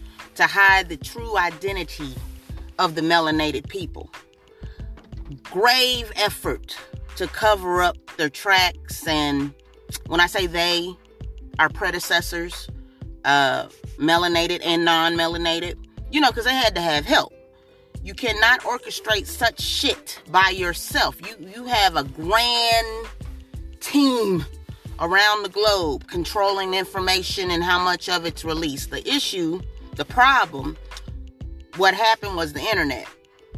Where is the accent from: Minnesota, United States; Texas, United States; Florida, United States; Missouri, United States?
Missouri, United States; Kansas City; also born or lived in Jackson, Tennessee; now in Springfield, United States; I was born here in Springfield, Missouri, raised in Kansas City, Missouri, but my family originates from Tennessee